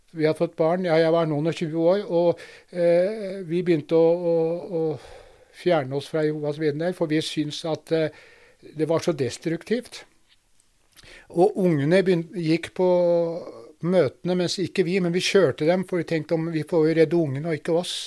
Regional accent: Drammen, Buskerud, Norway; Jeg vokste opp i Drammen

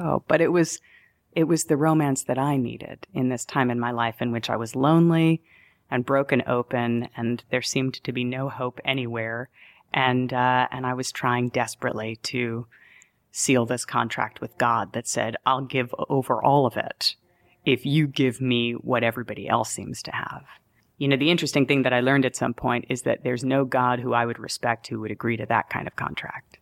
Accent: New York, United States; also born or lived in Denver, Colorado; I'm a New Yorker

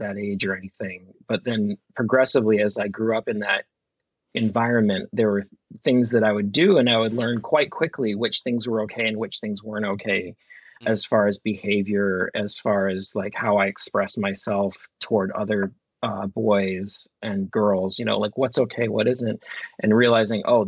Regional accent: Vermont, United States; growing up in Vermont during the gay marriage debates that happened in the late 90s

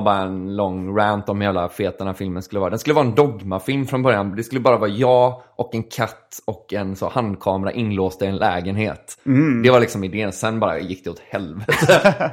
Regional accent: Gothenburg, Västra Götaland, Sweden; also born or lived in Kalmar; jag var hemma i Göteborg

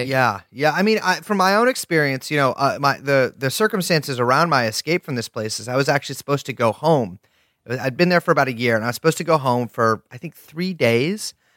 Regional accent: California, United States; we're both from California

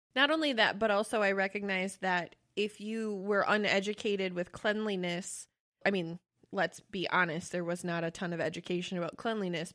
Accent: Wisconsin, United States; we're from Wisconsin.

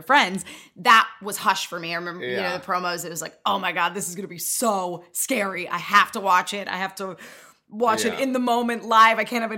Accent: Connecticut, United States; I grew up in Connecticut, so I also grew up just in a forest.

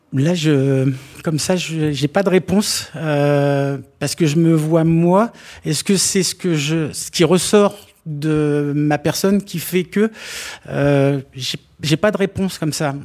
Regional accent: Normandy, France; moved away; les copains d'enfance quand je vais les revoir euh, chez moi en Normandie

